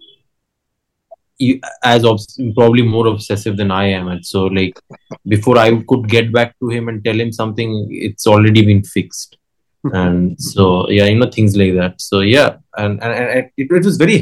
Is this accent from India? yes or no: yes; India; I'm Indian